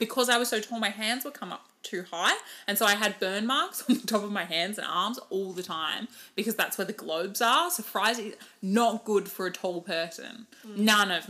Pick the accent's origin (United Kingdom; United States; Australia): United Kingdom; I'm Brit and I'm in the drive-thru.